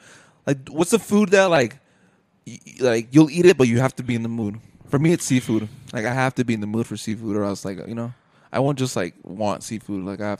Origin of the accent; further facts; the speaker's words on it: Colorado, United States; we're from Colorado, but we don't even experience Colorado.